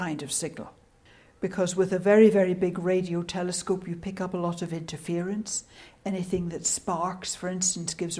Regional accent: United Kingdom; accent: Scottish / Irish; moved away as an adult; My accent is Scottish / Irish. And until I went to do the PhD, I had lived in the north and west of the British Isles

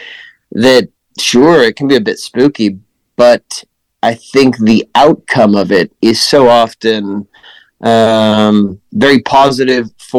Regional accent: Lincoln, Nebraska, United States; moved away; I grew up in Lincoln, just capital

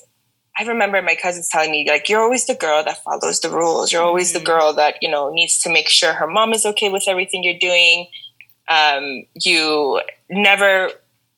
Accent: New York City, New York, United States; now in Canada; I currently reside in Canada, but I'm originally from Queens, New York.

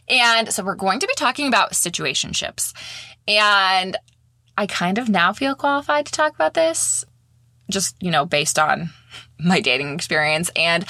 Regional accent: Maine, United States; now in St. Petersburg, United States; I live in St. Petersburg, Florida now. I'm originally from Maine.

